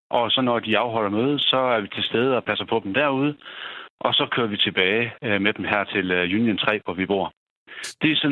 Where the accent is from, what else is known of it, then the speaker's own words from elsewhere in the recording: Denmark; Jeg er for hjemme fra Danmark er, og så blev udsendt med et bidrag hertil, øh, hvor jeg har et af mine kompanier med.